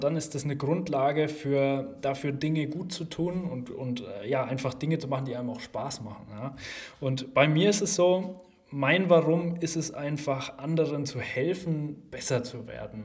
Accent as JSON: {"language": "German", "town": "Gerolzhofen", "region": "Bavaria", "country": "Germany", "also_born_or_lived": "Bamberg", "said": "ich komme aus Geroldshofen. Jetzt wird wahrscheinlich nicht jeder Geroldshofen kennen. Ähm, ist eine Kleinstadt in Unterfranken in der Nähe von Schweinfurt"}